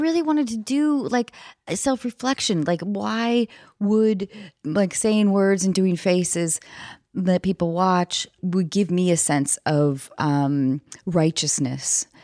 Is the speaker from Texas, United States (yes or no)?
no; north of Seattle, Washington, United States; moved away; I was back in my hometown north of Seattle